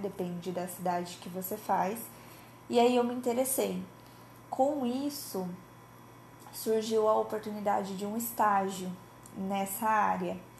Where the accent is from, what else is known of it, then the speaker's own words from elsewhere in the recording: Cianorte, Paraná, Brazil; now in Maringá, Brazil; Eu sou de Cianorte, no interior do Paraná, é minha cidade natal, porém, desde 2018 eu me mudei para Maringá, que também é no Paraná